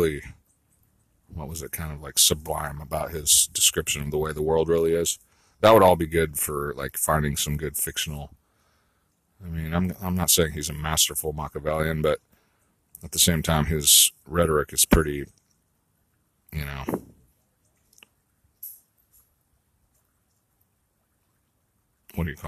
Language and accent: English; California, United States; I grew up in California